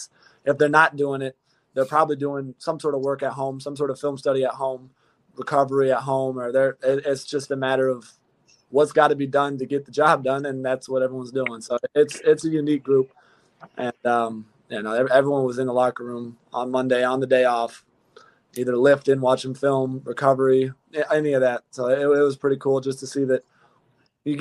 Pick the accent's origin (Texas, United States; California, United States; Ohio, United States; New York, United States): California, United States; now in Cincinnati, United States; I have the long hair, I'm from Cali, and I don't know how to surf.